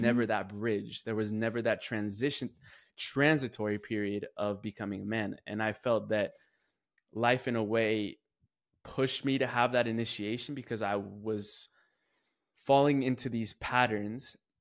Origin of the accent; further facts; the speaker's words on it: California, United States; I'm going from California all the way to Columbia